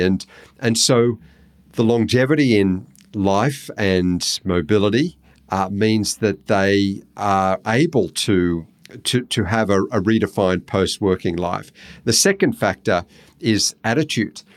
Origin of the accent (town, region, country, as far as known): Australia